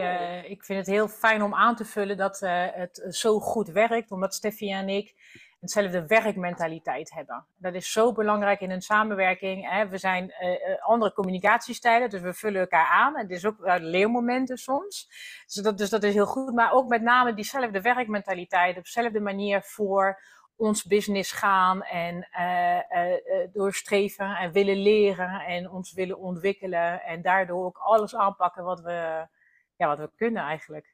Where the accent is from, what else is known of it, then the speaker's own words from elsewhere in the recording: France; Dutch is a second language; now in Netherlands; oorspronkelijk kom ik uit Frankrijk